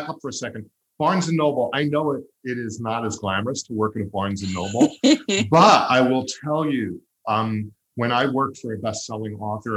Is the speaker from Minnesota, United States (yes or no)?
no; Long Island, New York, United States; I grew up on Long Island